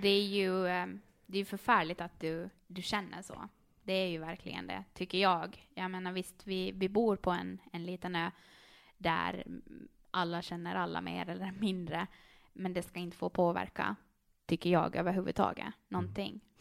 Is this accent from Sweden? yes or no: no; Karis, Uusimaa, Finland; accent: Finland Swedish; moved away as an adult; now in Åland, Finland; jag är ju född och uppvuxen där